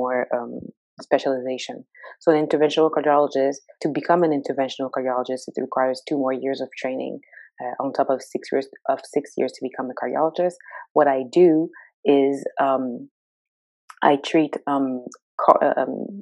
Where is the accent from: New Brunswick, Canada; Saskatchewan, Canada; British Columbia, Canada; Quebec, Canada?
Quebec, Canada; Montreal; moved away as an adult; also born or lived in Edmonton, Alberta; now in Ontario, Canada; I grew up in Montreal. I was born and raised in Montreal.